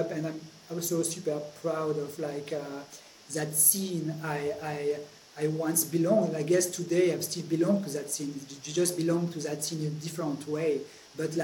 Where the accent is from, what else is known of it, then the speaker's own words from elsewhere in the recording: Grenoble, Auvergne-Rhône-Alpes, France; I grew up in Grenoble. Grenoble is a small town in the Alps, the French Alps